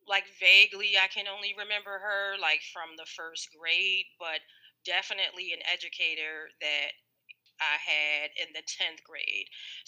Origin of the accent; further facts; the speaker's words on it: Philadelphia, Pennsylvania, United States; I am from Philadelphia, Pennsylvania.